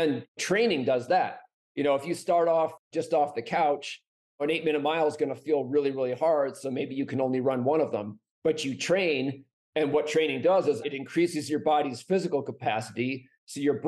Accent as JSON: {"language": "English", "region": "New Hampshire", "country": "United States", "tie": "born or raised there", "moved": "yes", "lives_now": "Flagstaff, United States", "said": "I grew up mostly in New Hampshire, so very far from here."}